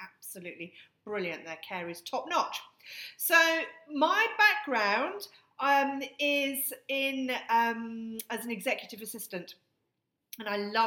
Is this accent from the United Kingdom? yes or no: yes; Hertfordshire, East of England, United Kingdom; our home in Hertfordshire